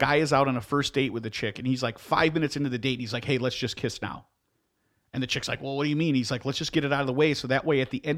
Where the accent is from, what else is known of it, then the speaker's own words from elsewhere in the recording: Midwest, United States; I'm from the Midwest. I've lived here my whole life